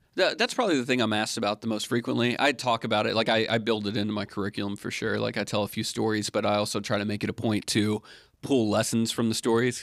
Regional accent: Alabama, United States; moved away; I grew up in Alabama

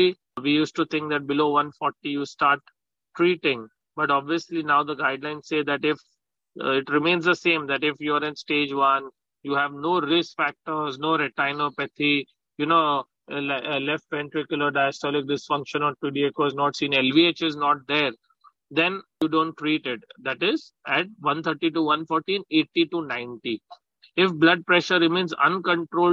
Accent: Mumbai, Maharashtra, India; I'm from Mumbai

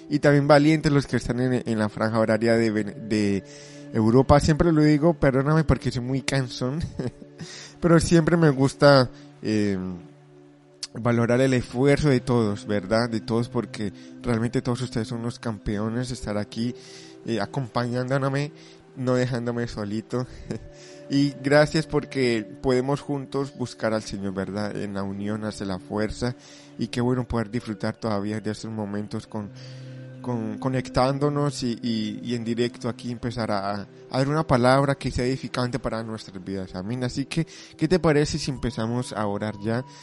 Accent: Colombia; now in Spain; aunque yo soy de Colombia, vivo muchos años aquí en España y bueno, también soy colombiano, pero también me siento español

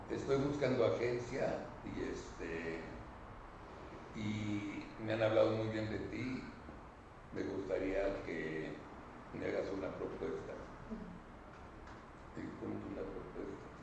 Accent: León, Guanajuato, Mexico; Yo soy de León

